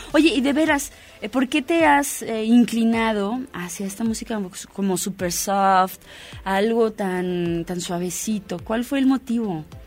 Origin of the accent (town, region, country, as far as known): Mexico